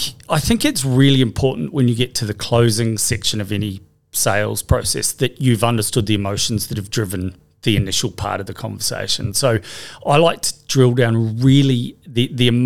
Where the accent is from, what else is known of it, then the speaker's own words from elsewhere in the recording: New Zealand; moved away as an adult; now in Australia; I came over from New Zealand having finished studying psychology